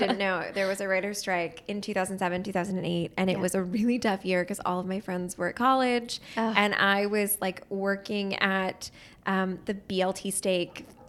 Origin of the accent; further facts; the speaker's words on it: New Hope, Pennsylvania, United States; I grew up in New Hope, Pennsylvania. It sounds very cute, but it is cute. It's a little quaint town, about 45 minutes outside of Philly.